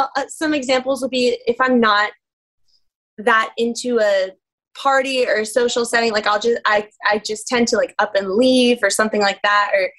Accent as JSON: {"language": "English", "region": "Northeast", "country": "United States", "tie": "born or raised there", "also_born_or_lived": "New Zealand", "moved": "yes", "said": "I grew up in the Northeast"}